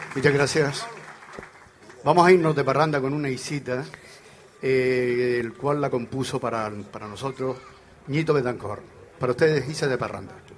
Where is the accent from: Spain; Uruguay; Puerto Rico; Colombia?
Spain; Canary Islands; en Canarias